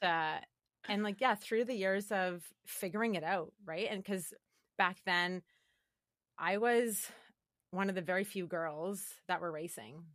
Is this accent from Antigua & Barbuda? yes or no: no; Calgary, Alberta, Canada; I grew up in Calgary, Alberta